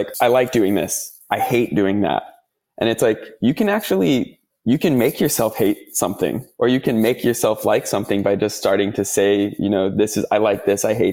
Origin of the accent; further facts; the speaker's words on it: United States; accent: American; moved away as an adult; now in Australia; my American accent, I'm not from Australia